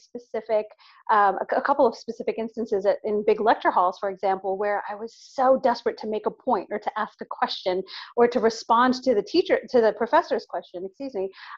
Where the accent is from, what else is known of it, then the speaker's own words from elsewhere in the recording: New York, United States; as a New Yorker, I was, you know, literally I was a senior at university, finishing my last year at university in New York